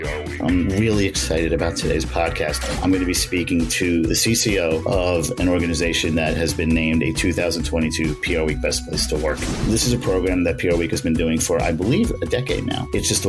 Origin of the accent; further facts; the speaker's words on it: New York, United States; I'm a New Yorker.